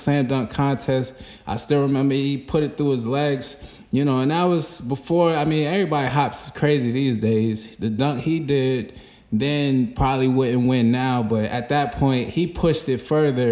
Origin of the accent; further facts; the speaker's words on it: New York, United States; moved away; also born or lived in North Carolina; I'm from New York